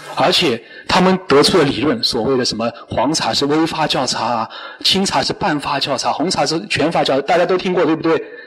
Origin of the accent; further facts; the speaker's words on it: China; 我们中国人